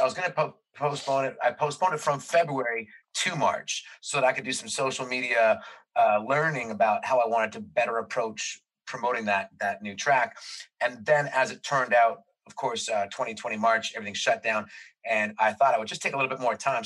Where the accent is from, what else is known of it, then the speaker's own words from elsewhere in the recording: Toronto, Ontario, Canada; we're from Toronto